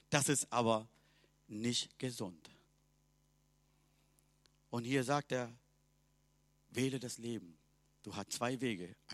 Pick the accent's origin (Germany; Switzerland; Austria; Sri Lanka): Sri Lanka; German is a second language; Bei uns in Sri Lanka, wir haben 30 Millionen Göttern. Mein Vater hat eigene Gott zu Hause gehabt.